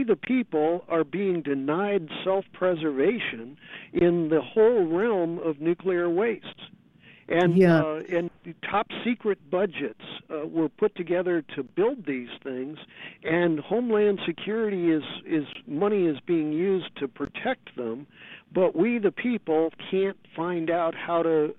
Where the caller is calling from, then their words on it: San Francisco, California, United States; I'm calling you from San Francisco, a group called Abalone Alliance Safe Energy Clearinghouse.